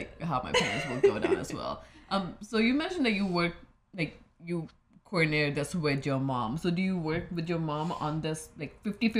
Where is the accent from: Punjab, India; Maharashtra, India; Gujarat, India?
Punjab, India; moved away; I'm from Punjab.